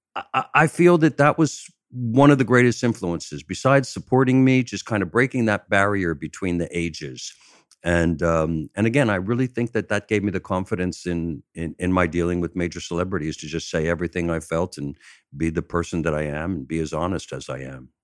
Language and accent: English; Chester, Pennsylvania, United States; moved away; I'm from outside of Philadelphia. I'm down, down by, uh, Chester, Pennsylvania.